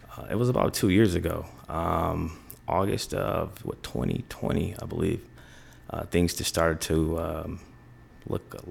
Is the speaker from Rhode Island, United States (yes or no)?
no; Kalamazoo, Michigan, United States; moved away as an adult; now in Chicago, United States; I'm from Kalamazoo, Michigan.